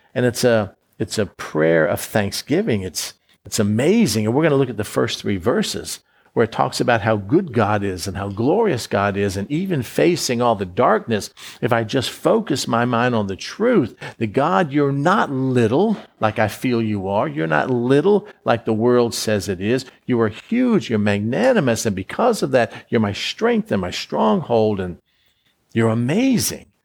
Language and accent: English; Florida, United States; I was born in Florida. I grew up in Florida